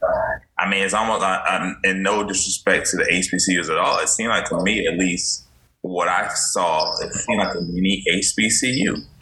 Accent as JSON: {"language": "English", "town": "Orangeburg", "region": "South Carolina", "country": "United States", "tie": "born or raised there", "said": "growing up in Orange"}